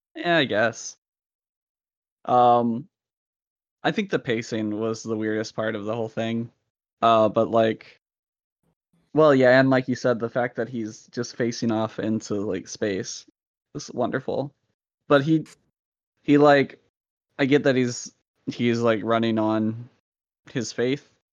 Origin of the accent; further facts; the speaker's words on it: Salem, Virginia, United States; It's the city of Salem.